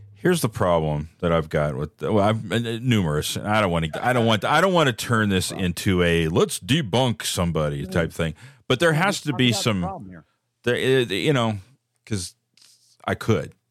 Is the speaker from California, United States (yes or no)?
yes; Bay Area, California, United States; I grew up in the Bay Area